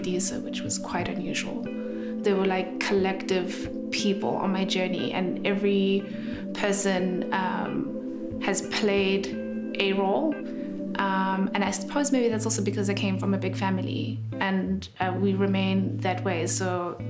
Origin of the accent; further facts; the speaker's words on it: Johannesburg, Gauteng, South Africa; I was born in Johannesburg, and I come from quite a big family